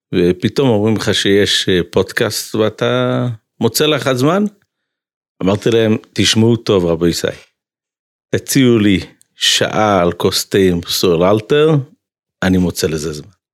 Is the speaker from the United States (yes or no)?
yes; United States; moved away; אני גדלתי בחצר של ריז'ן, של קפיצ'ניץ בארצות הברית